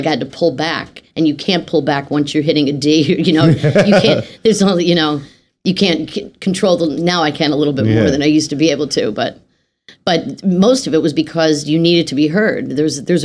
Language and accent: English; Philadelphia, Pennsylvania, United States; I grew up in Philadelphia